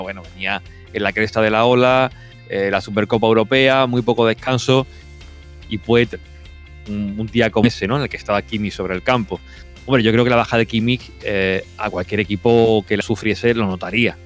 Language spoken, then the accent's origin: Spanish; Spain; moved away as an adult; now in Germany; yo estando aquí en Alemania y siendo español